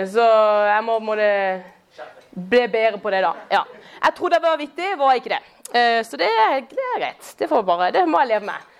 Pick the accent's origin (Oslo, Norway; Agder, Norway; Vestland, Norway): Agder, Norway; Kristiansand; jeg er fra Kristiansand. Eh, og jeg er nærmest Eller jeg vokste opp da, som nærmest nabo til Julius